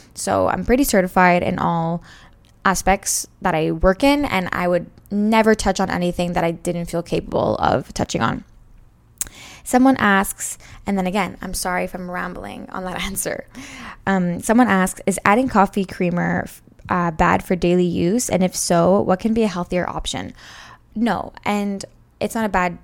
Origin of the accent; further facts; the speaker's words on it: Montreal, Quebec, Canada; I'm from Montreal, Canada